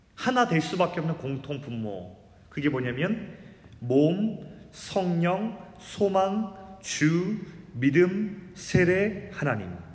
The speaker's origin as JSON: {"language": "Korean", "country": "South Korea", "tie": "born or raised there", "said": "제가 한국에서 태어났다는 것"}